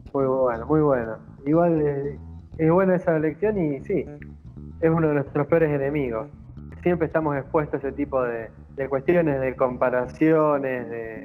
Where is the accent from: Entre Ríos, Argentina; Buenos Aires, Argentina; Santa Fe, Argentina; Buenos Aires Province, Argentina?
Santa Fe, Argentina; interior of; yo soy del interior de Santa Fe